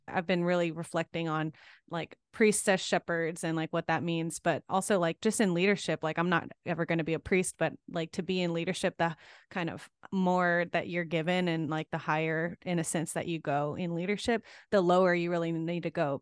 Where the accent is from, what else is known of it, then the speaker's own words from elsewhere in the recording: Gulf Coast, United States; accent: Southern; we're both from the Gulf Coast